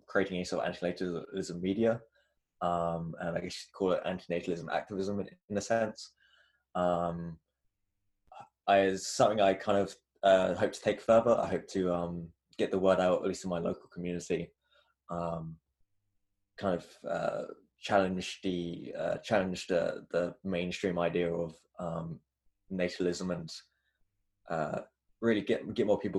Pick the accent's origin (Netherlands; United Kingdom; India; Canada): United Kingdom; England; I was born and raised in England, still in England